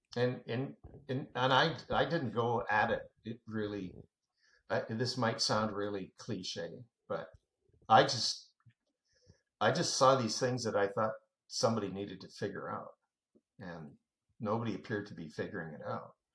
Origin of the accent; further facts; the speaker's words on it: Canada; now in United States; I'm a Canadian, by the way, uh, but I uh, got naturalized, so uh, I'm, I have dual citizenship